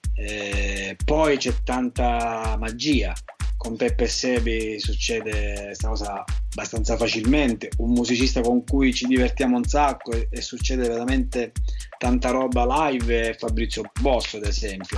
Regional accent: Scicli, Sicily, Italy; also born or lived in Rome; now in Palermo, Italy; sono di Scicli ma vivo a Palermo da un po'

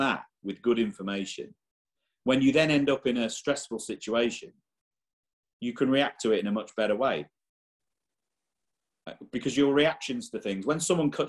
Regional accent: England, United Kingdom; now in Ireland; I was born and raised in England

